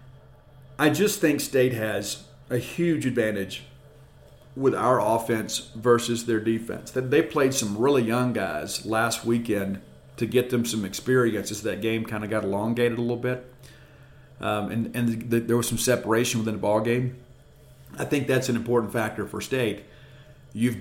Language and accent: English; South Mississippi, United States; I grew up in the South. I am from South Mississippi